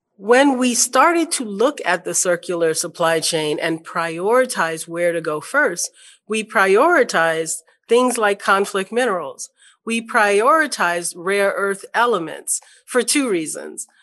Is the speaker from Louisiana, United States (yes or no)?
yes; New Orleans, Louisiana, United States; I grew up in New Orleans